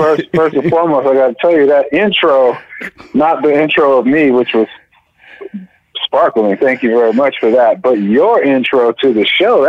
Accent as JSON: {"language": "English", "region": "California", "country": "United States", "tie": "born or raised there", "said": "There's a lot of the film is set in the Bay Area, and I grew up there."}